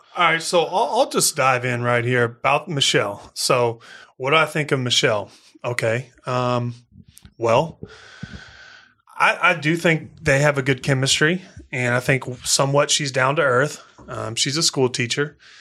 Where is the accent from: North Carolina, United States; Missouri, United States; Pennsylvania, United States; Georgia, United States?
Missouri, United States; I'm from Missouri. I'm from the country